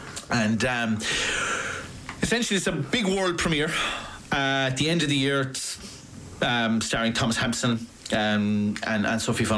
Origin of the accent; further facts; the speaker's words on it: Cahersiveen, South Kerry, Munster, Ireland; Like, I'm from Carsevine, right? I'm from South Kerry.